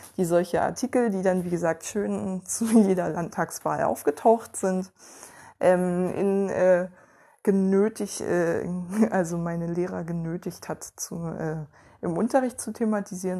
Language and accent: German; Ueckermünde, Mecklenburg-Vorpommern, Germany; in meiner Heimatstadt